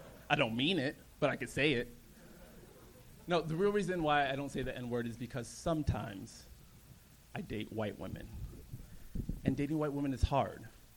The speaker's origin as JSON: {"language": "English", "town": "San Jose", "region": "California", "country": "United States", "tie": "born or raised there", "also_born_or_lived": "Alabama / London / Nigeria", "said": "I was born in Alabama. When I was 2, I moved to London. When I was 4, I moved to Nigeria. But I was raised in San Jose."}